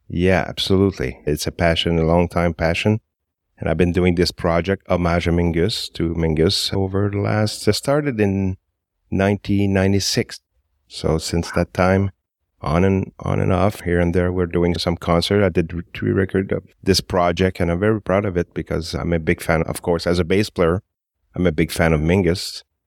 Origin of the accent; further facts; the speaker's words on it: Montreal, Quebec, Canada; I've always been in Montreal. I was born in Little Burgundy